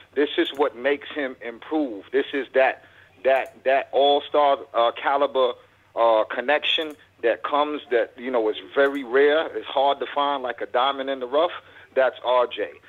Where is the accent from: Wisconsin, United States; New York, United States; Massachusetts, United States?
New York, United States; New York City; now in Fort Worth, United States; I'm born and raised in Brooklyn, New York.